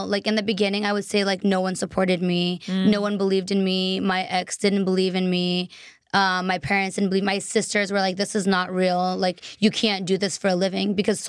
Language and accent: English; Boston, Massachusetts, United States; moved away; also born or lived in Taiwan; I'm originally from Boston.